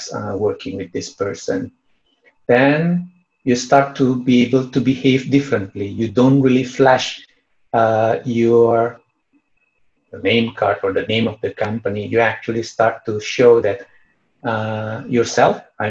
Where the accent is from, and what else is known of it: Indonesia; English is a second language